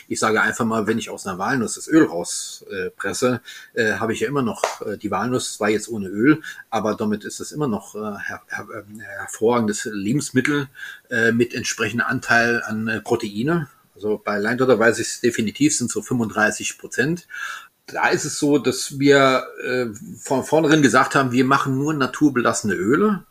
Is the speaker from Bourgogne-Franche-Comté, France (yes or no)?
no; Alsace, Grand Est, France; ich bin Elsässer